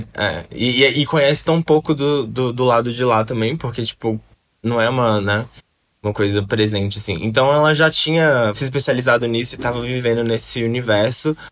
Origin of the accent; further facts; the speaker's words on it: Belo Horizonte, Minas Gerais, Brazil; now in São Paulo, Brazil; Belo Horizonte, de onde eu sou